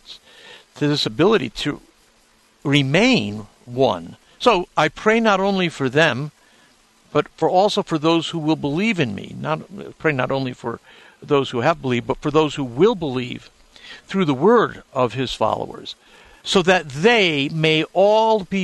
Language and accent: English; New Haven, Connecticut, United States; When I was growing up in New Haven, Connecticut, a Catholic kid